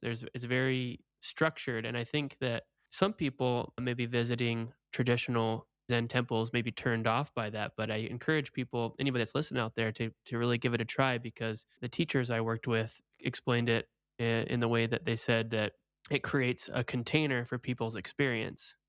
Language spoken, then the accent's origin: English; Oregon, United States; moved away as an adult; also born or lived in Portland, Oregon; now in Florida, United States; I grew up in Oregon. I lived in Portland, Oregon